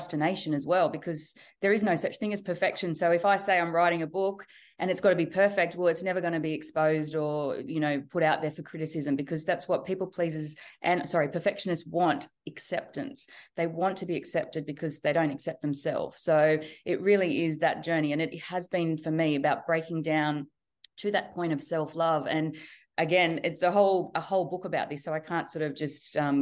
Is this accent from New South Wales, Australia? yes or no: yes; Central Coast, New South Wales, Australia; also born or lived in Sydney / Newcastle; Born and raised in Australia, yes. And I've always been on the East Coast. So I've grown up on the Central Coast and been in Sydney and Newcastle pretty much the whole time